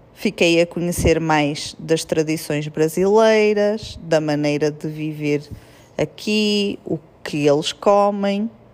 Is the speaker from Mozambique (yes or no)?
no; Portugal; moved away as an adult; now in Brazil; nós lá em Portugal dizemos eu amo-te